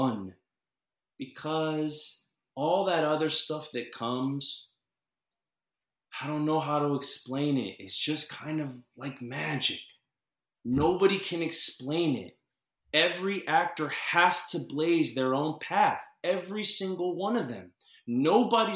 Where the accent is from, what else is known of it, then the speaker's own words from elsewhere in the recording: Orlando, Florida, United States; I was a kid from Orlando